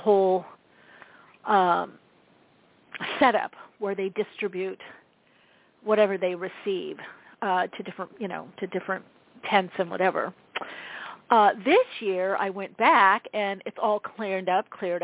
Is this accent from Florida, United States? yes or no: no; Southern California, United States; I grew up in Southern California